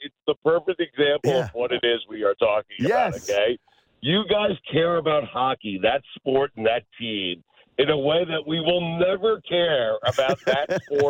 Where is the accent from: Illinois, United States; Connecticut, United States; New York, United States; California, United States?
New York, United States; now in Miami, United States; I'm not. I'm from New York.